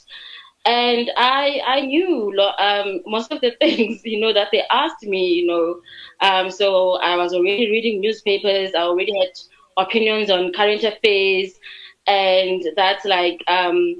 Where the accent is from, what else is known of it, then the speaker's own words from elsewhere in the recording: Port Elizabeth, Eastern Cape, South Africa; I'm from Port Elizabeth in the Eastern Cape. Yes. So, I grew up there. I was born there